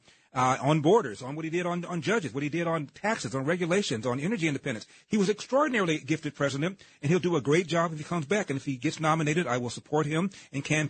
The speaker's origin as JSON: {"language": "English", "town": "Los Angeles", "region": "California", "country": "United States", "tie": "born or raised there", "said": "I was born in Los Angeles"}